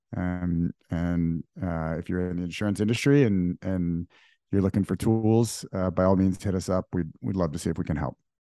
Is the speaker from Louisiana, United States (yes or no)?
yes; New Orleans, Louisiana, United States; moved away as an adult; also born or lived in Dubai; now in New York, United States; I grew up in New Orleans. Um, was born in Dubai, moved to New Orleans at age three, lived there for fifteen years through, through high school